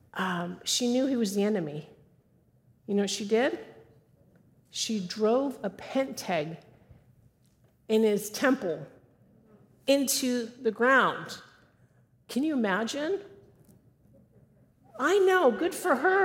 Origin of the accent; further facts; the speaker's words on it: California, United States; moved away; I was raised in California. Don't hold it against me. I don't live there anymore.